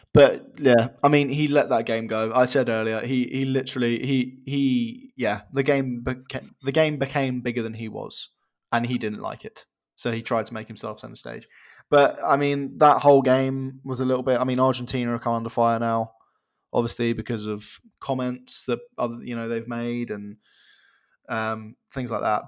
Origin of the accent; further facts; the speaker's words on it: England, United Kingdom; As an Englishman